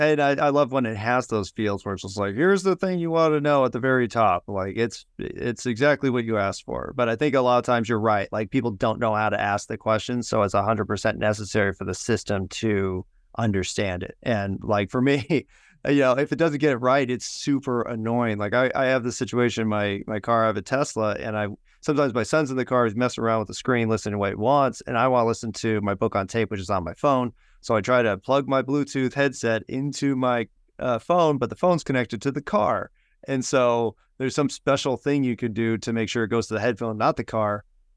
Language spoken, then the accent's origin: English; California, United States; Hey, I'm from California, so I get